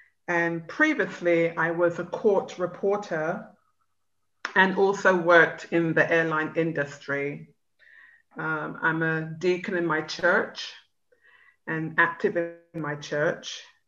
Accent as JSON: {"language": "English", "region": "London", "country": "United Kingdom", "tie": "born or raised there", "moved": "yes", "lives_now": "Orlando, United States", "said": "I was born in West London in the 60s. My mom is from Guyana, South America"}